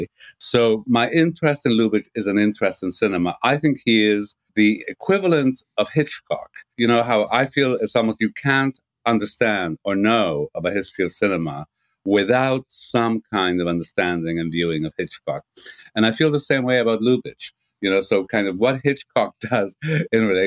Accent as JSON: {"language": "English", "country": "Canada", "also_born_or_lived": "Montreal, Canada", "moved": "as an adult", "lives_now": "England, United Kingdom", "said": "I'm a Canadian"}